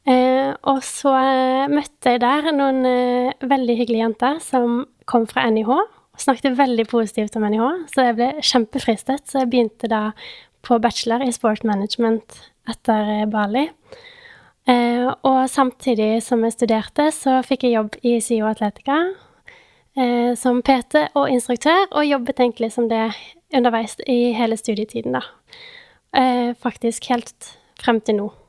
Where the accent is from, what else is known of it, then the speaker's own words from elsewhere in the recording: Bergen, Vestland, Norway; Jeg er jo da 26 år, eh, fra Bergen. Selv om dialekten min er litt eh, utvaska.